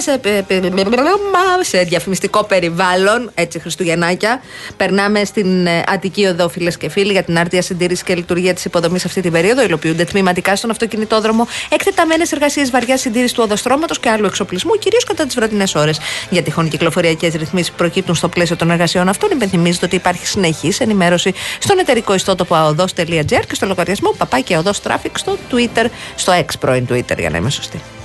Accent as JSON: {"language": "Greek", "town": "Kounos", "region": "Peloponnese", "country": "Greece", "moved": "yes", "said": "Στο χωριό μου, στον κούνο"}